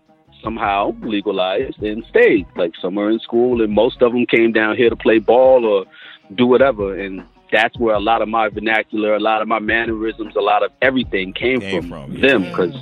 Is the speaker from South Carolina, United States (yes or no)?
yes; South Carolina, United States; Like, I used to go up there a lot to the point where, like, people was like, yo, you from New York? No, I'm from South Carolina.